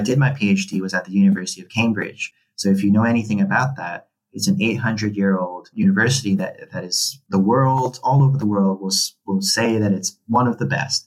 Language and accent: English; Hong Kong; moved away as an adult; also born or lived in United Kingdom; I grew up in Hong Kong. I'm a Filipino Chinese person